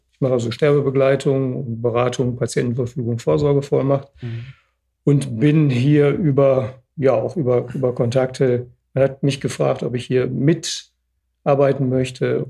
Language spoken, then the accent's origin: German; Oberhausen, North Rhine-Westphalia, Germany; ich bin geboren in Oberhausen